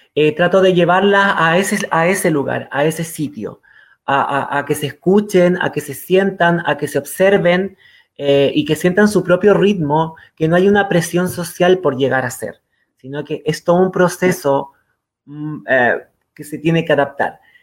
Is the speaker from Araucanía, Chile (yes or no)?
no; Quilpué, Valparaíso, Chile; also born or lived in Viña del Mar / San Felipe / Catemu; nos fuimos a vivir a una zona dentro de Viña del Mar, porque yo soy Viña del Mar, a un un lugar más rural dentro, dentro de Viña del Mar, que era Quilpué